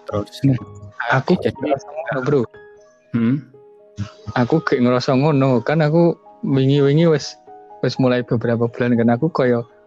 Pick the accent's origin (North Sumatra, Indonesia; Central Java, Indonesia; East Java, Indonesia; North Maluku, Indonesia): Central Java, Indonesia; Magelang; Soalnya kan di Magelang sendiri kan aku dari Magelang ya. Nah di Magelang sendiri itu nggak ada les lesan bahasa Jerman ya tau.